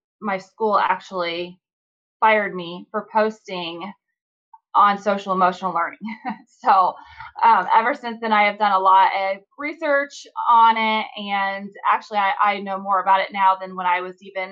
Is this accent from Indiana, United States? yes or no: yes; Indiana, United States; I'm from Indiana